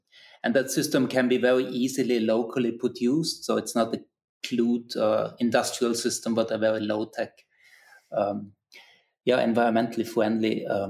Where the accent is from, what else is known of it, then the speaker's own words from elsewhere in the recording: Austria; moved away as an adult; now in Norway; I'm originally from Austria, but have lived in Norway the last 25 years.